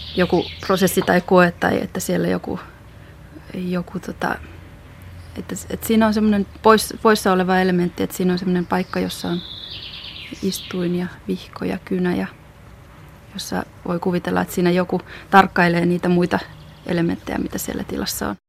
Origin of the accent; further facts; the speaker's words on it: Sydän-Häme, Pirkanmaa, Finland; moved away as an adult; also born or lived in Germany; mä oon täällä syntynyt ja kasvanut